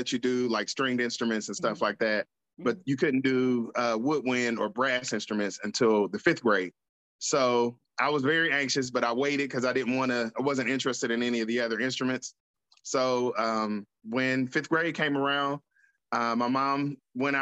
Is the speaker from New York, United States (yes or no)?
no; Columbus, Ohio, United States; I'm from Columbus, Ohio, born and raised